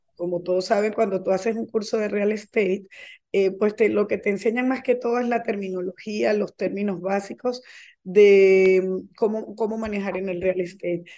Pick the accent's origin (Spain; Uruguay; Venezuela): Venezuela; moved away as an adult; now in Florida, United States; yo soy venezolana de nacimiento, eh, tengo 23 años viviendo en Estados Unidos, específicamente en la Florida